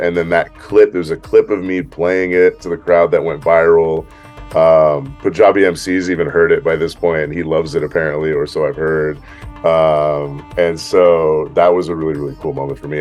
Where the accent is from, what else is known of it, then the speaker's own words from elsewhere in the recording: San Francisco, California, United States; now in Los Angeles, United States; I'm from San Francisco